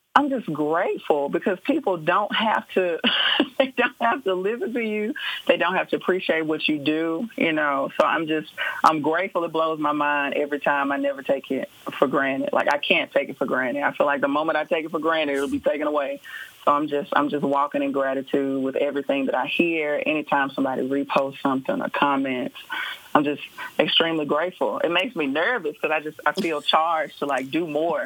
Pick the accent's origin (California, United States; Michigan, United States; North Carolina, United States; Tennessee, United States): Tennessee, United States; Memphis; moved away as an adult; also born or lived in Atlanta, Georgia; now in Nashville, United States; I am originally from Memphis, Tennessee